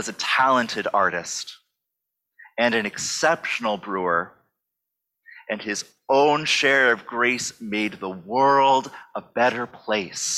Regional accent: Minneapolis, Minnesota, United States; moved away; my hometown, Minneapolis

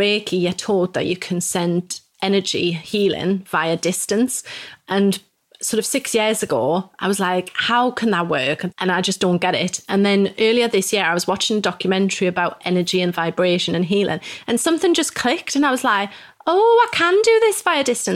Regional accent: Newcastle upon Tyne, North East England, United Kingdom; moved away as an adult; also born or lived in Mexico / Manchester / Peterborough; now in York, United Kingdom; I'm from Newcastle originally

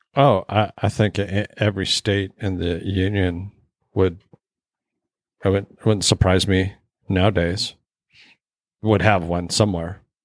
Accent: Alaska, United States; I didn't really have after school programs growing up in Alaska

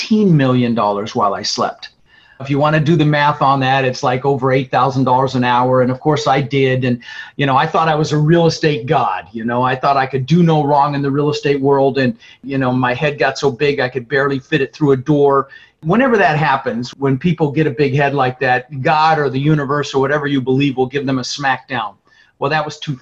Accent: Denver, Colorado, United States; also born or lived in Netherlands; we ended up in Denver, Colorado, where I lived for 30 years

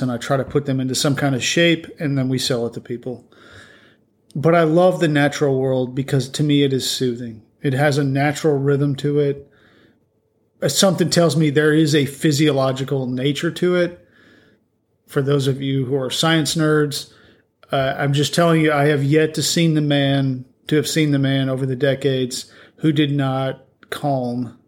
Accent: Colorado, United States; I grew up out west in Colorado

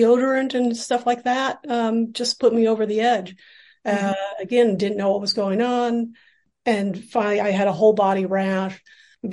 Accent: Seattle, Washington, United States; moved away as an adult; now in New York City, United States; I grew up in Seattle and I came out to New York City for graduate school in theater set design.

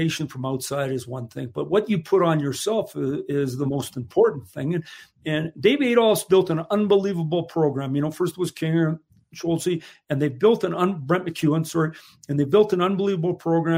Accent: Saskatchewan, Canada; moved away; we're from Saskatchewan. We grew up there

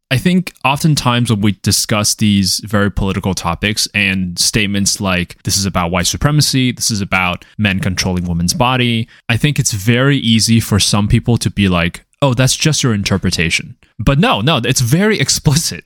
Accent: Taiwan; moved away; I am an immigrant. And growing up in Taiwan

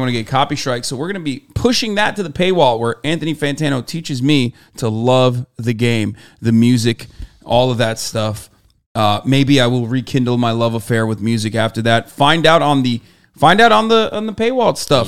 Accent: Turkey; now in United States; I grew up in Turkey

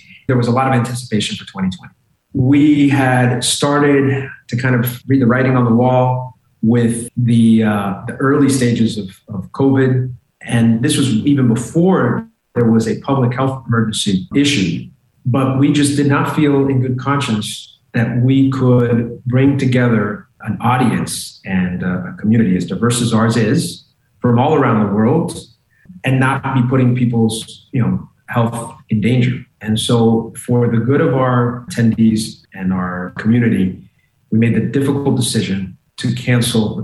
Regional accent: Miami, Florida, United States; moved away as an adult; also born or lived in New York; our city, my hometown.

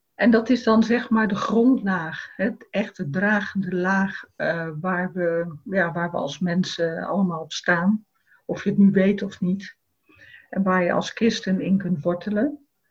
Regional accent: Rotterdam, South Holland, Netherlands; voor mij als Rotterdammer

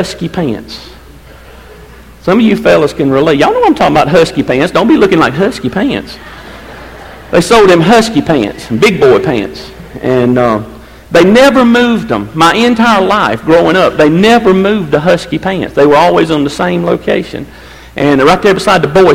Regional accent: Seneca, South Carolina, United States; I grew up down there in Seneca running around the Utica Mill Hill.

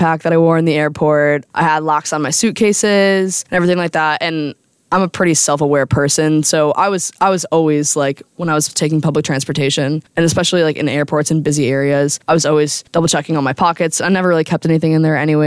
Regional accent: United States; as an American abroad

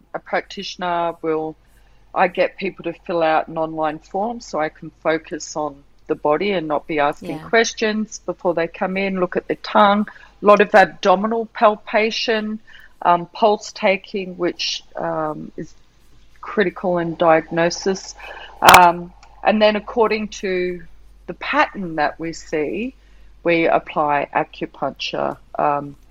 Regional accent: Perth, Western Australia, Australia; also born or lived in Shanghai, China / Sydney, Australia; now in Bali, Indonesia; I was born in Perth

